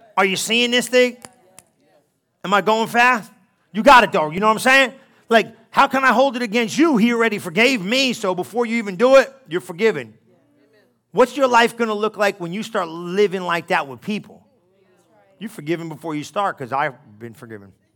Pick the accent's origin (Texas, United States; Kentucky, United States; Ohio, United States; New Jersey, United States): New Jersey, United States; I'm Italian from New Jersey